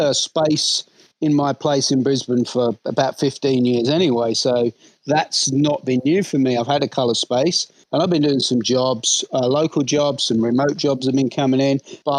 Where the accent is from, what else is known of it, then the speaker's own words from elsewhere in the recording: London, United Kingdom; So anyway, I grew up in London.